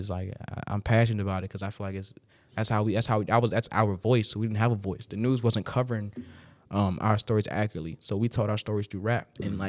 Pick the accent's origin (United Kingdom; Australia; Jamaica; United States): Jamaica; so I'm Jamaican, being specific as fuck